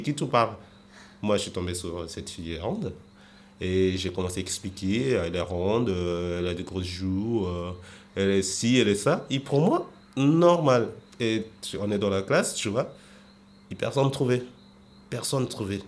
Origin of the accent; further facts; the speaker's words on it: Mozambique; moved away as an adult; now in Paris, France; ma vie, elle était bien en Mozambique